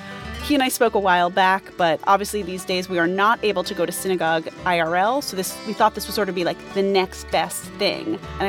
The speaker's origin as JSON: {"language": "English", "town": "Great Neck", "region": "New York", "country": "United States", "tie": "born or raised there", "said": "my hometown of Great Neck, New York"}